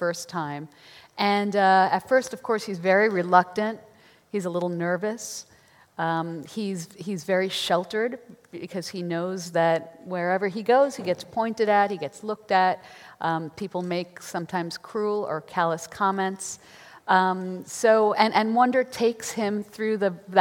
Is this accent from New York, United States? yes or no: yes; New York, United States; I'm from New York